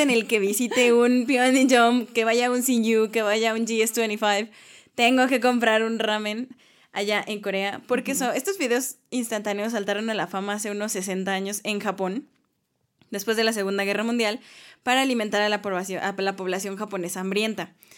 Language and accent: Spanish; Mexico; somos mexicanos